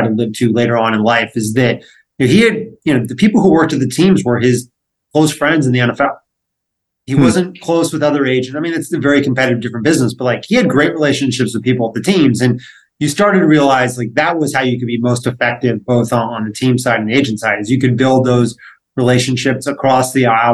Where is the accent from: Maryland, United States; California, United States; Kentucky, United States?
California, United States; Los Angeles; growing up in Los Angeles, there are plenty of people who had ties to the entertainment world